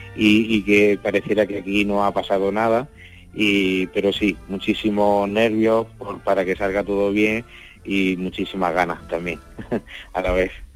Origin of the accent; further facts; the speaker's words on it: Sorbas, Andalusia, Spain; yo soy de, de Sorba, nacido allí